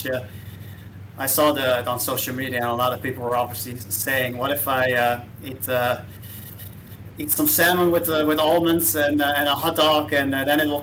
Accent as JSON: {"language": "English", "town": "Rotterdam", "region": "South Holland", "country": "Netherlands", "tie": "born or raised there", "said": "I'm originally born and raised in the Netherlands, in Rotterdam"}